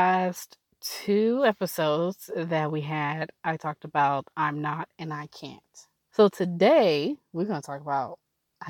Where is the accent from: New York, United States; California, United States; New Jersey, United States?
California, United States; Oakland; also born or lived in Alameda, California / Tacoma, Washington / Hayward, California / Emeryville, California; I grew up in Oakland. I was born and raised in Oakland.